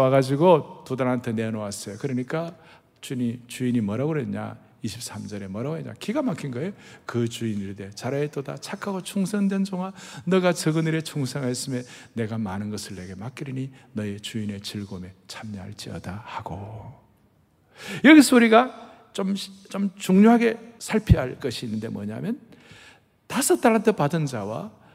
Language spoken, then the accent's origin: Korean; southern Korea, South Korea; accent: southern; 저희들 같은 경우는 저 남쪽에 태어난 사람들은 이 말이 말이에요. 따박따박 분명하지가 않는 거예요